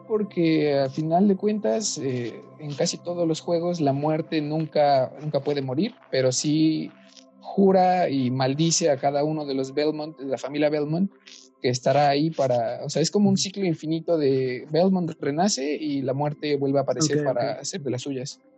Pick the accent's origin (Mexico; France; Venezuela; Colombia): Mexico; somos mexicanos